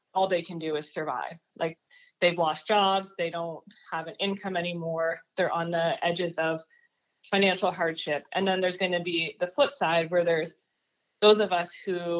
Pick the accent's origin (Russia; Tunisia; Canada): Canada; moved away as an adult; now in United States; I'm an international student, so I'm actually from Canada